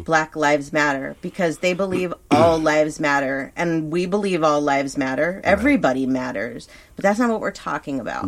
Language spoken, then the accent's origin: English; Thousand Oaks, California, United States; a town like where we grew up in Thousand Oaks, where I grew up